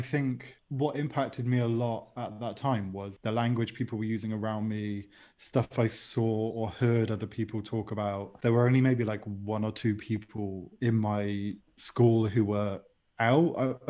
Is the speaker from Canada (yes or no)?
no; Bristol, South West England, United Kingdom; moved away as an adult; now in Seville, Spain; Yeah, I'm from Bristol, but moved to Spain about 5 years ago.